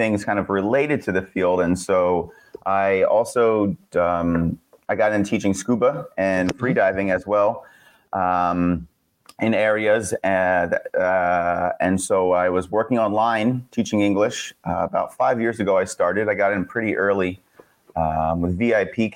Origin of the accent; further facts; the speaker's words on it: Pennsylvania, United States; moved away as an adult; also born or lived in Pohang, South Korea; I'm from Pennsylvania originally